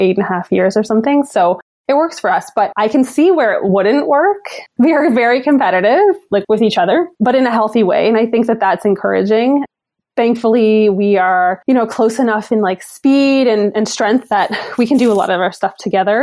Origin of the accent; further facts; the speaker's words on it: Newfoundland and Labrador, Canada; now in Ottawa, Canada; growing up in Newfoundland, you kind of say goodbye to the sun in like November or so